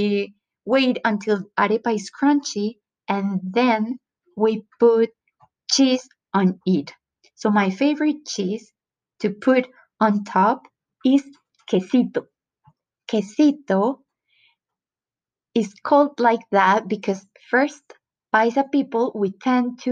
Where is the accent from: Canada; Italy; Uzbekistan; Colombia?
Colombia; Antioquia; accent: paisa; English is a second language; I was raised in Antioquia, the department where Medellín is located